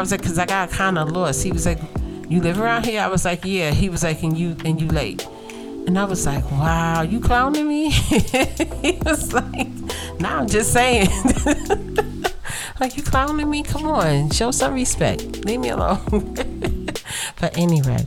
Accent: New York City, New York, United States; Growing up in Brooklyn

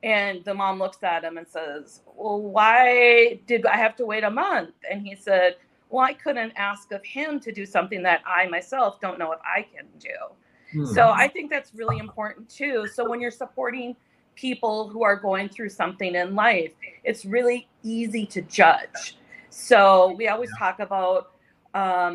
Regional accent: North Dakota, United States; moved away; I grew up in North Dakota

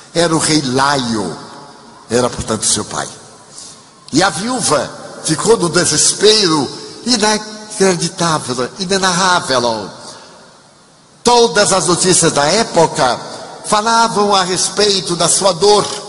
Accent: Brazil; nós brasileiros

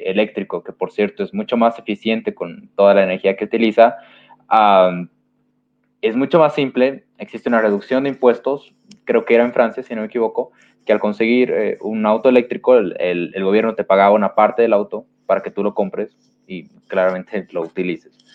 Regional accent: Bolivia; como dije, en mi país hay bastante burocracia

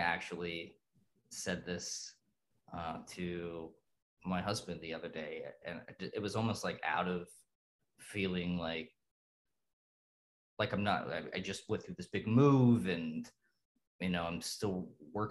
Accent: Dayton, Ohio, United States; I grew up in Dayton, Ohio in the 80s

